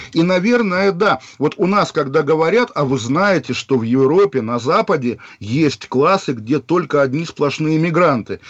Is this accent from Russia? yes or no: yes; Kaliningrad, Kaliningrad Oblast, Russia; в моем родном городе, который сейчас называется Калининград